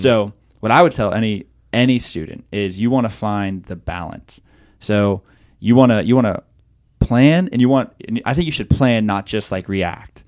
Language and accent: English; Okeechobee, Florida, United States; moved away as an adult; also born or lived in Chicago; I grew up in Okeechobee, Florida